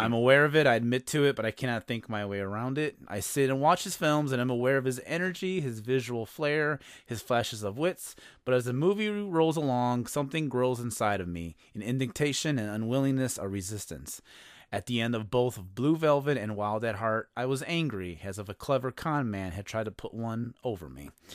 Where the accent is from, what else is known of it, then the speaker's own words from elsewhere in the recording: Chicago, Illinois, United States; I'm from Chicago